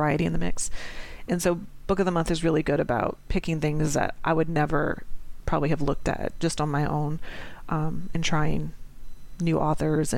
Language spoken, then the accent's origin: English; New Orleans, Louisiana, United States; I'm from New Orleans